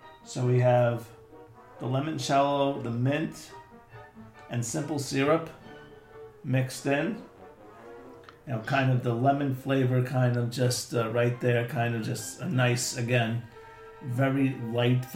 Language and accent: English; New York City, New York, United States; growing up in New York City